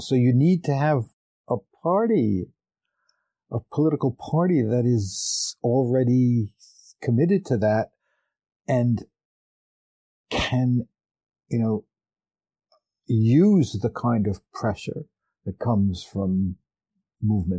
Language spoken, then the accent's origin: English; New York, United States; also born or lived in California; I was born and raised in New York and I've lived in New York for 25 years